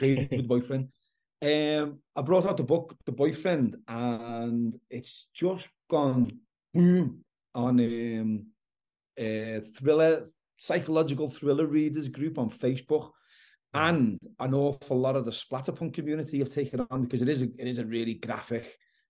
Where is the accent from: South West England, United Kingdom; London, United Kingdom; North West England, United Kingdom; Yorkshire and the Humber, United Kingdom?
North West England, United Kingdom; Liverpool; I'm from Liverpool in the UK